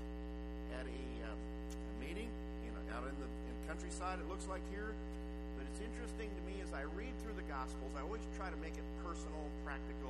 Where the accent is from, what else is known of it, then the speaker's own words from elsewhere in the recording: Inman, Kansas, United States; moved away as an adult; also born or lived in Florida / Auburn, Nebraska / Oak Lake, Manitoba; now in Henderson, United States; I grew up in Inman, Kansas